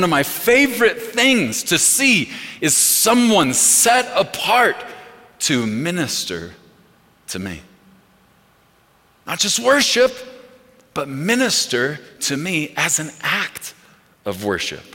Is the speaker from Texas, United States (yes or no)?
yes; Texas, United States; We are from Texas